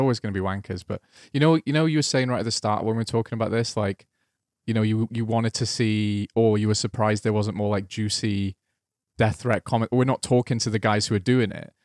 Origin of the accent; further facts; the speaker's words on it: Welsh, Wales, United Kingdom; I'm Welsh